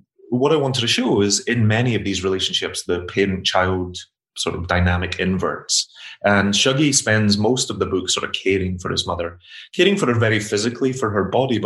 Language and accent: English; Glasgow, Scotland, United Kingdom; I grew up in Glasgow in the 80s, and my mother suffered with alcoholism my entire life